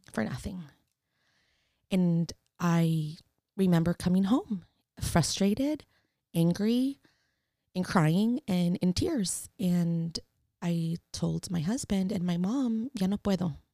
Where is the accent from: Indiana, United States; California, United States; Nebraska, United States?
California, United States; San Francisco; I am born and raised in San Francisco, Mission District